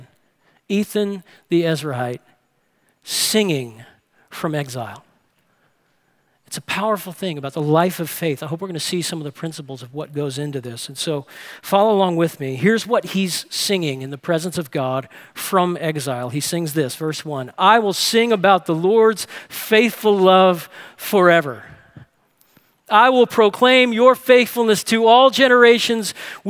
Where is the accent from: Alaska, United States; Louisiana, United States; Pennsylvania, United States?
Louisiana, United States; New Orleans; I grew up in New Orleans and was there when Hurricane Katrina